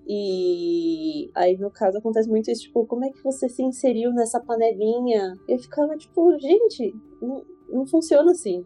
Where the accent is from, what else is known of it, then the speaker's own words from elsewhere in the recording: Brazil; eu era a única brasileira